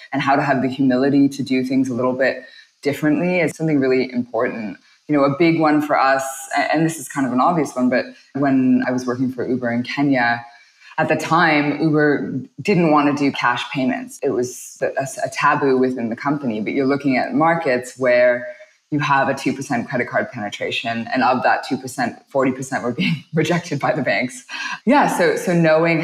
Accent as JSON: {"language": "English", "town": "Toronto", "region": "Ontario", "country": "Canada", "tie": "born or raised there", "moved": "as an adult", "lives_now": "Singapore", "said": "I'm born and raised in Toronto, Canada"}